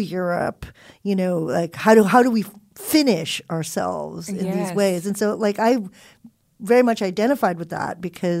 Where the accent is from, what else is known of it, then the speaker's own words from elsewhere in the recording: California, United States; we were kids who were growing up in Southern California.